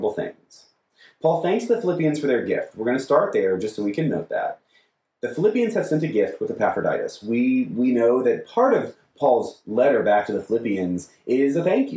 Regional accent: United States; We are American Christians

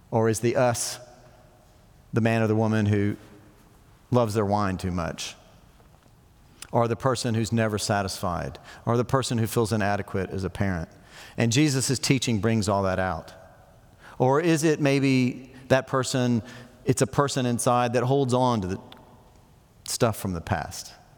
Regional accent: United States; we're so American

